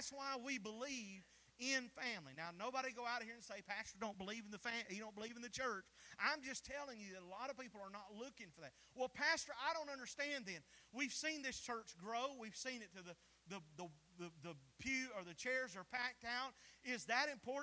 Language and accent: English; the South, United States; We're from the South.